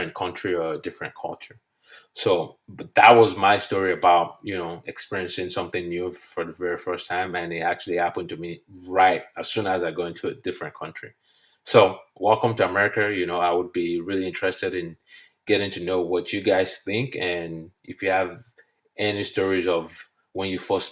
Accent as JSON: {"language": "English", "country": "Nigeria", "moved": "as an adult", "lives_now": "United States", "said": "I'm from Nigeria, and we use the British English. So what I now know today to be elevator is what we call lift back in Nigeria"}